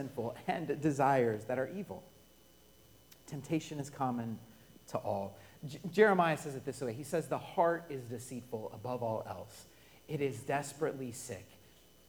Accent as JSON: {"language": "English", "region": "Colorado", "country": "United States", "tie": "born or raised there", "said": "I'm born and raised in Colorado."}